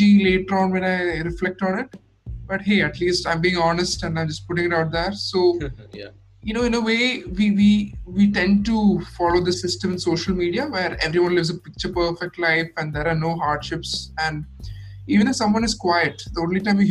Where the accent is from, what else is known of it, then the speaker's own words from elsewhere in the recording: Kerala, India; I am from Kerala.